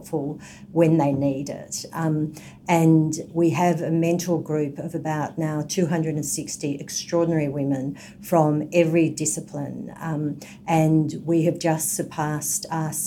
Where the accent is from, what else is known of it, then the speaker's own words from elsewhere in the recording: Melbourne, Victoria, Australia; moved away as an adult; now in Sydney, Australia; I come from Melbourne, but have been in Sydney.